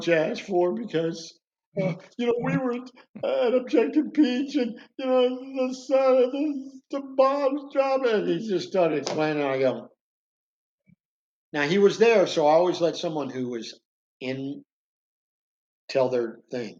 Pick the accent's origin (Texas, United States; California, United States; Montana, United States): Texas, United States; Houston; I'm from Houston.